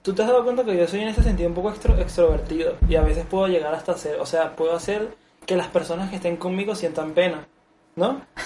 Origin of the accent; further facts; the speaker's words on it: Venezuela; now in Mexico; Porque yo en Venezuela tuve una etapa de, de ligar, pero fue en la secundaria.